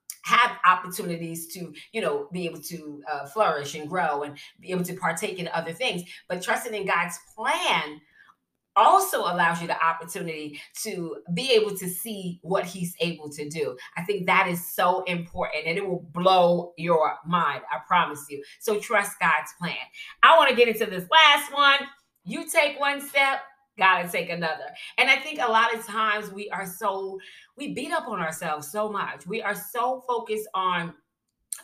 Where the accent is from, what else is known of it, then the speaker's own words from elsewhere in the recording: New York City, New York, United States; I'm from Brooklyn